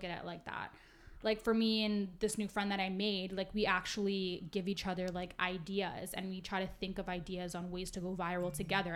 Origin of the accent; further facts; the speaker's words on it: Vancouver, British Columbia, Canada; I'm from Vancouver